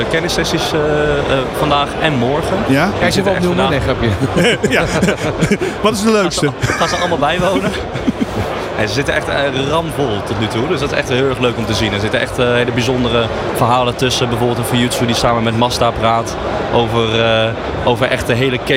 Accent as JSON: {"language": "Dutch", "country": "Netherlands", "said": "als Nederlander zijnde"}